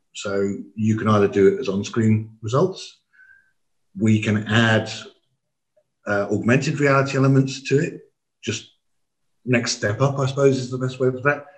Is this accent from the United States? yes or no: no; England, United Kingdom; we didn't speak anything but English, being English